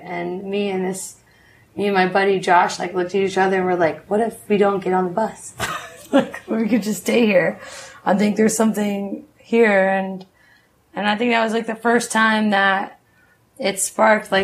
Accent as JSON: {"language": "English", "town": "Charleston", "region": "South Carolina", "country": "United States", "tie": "born or raised there", "also_born_or_lived": "Montreal, Canada", "moved": "as an adult", "lives_now": "Nicaragua", "said": "growing up in Charleston, South Carolina, for me, like, I always felt like the black sheep"}